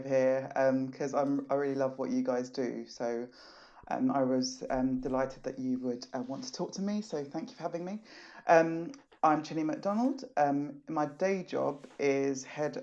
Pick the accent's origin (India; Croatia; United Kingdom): United Kingdom; London; also born or lived in Nigeria; I grew up in Southeast London and black. I was born in Nigeria and moved to the UK when I was four